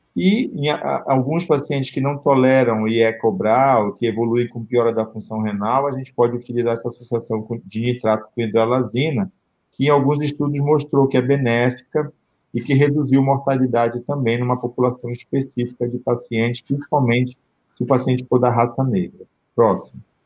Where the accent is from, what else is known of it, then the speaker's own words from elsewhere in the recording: Belém, Pará, Brazil; o perfil Belém, né, que é a minha terra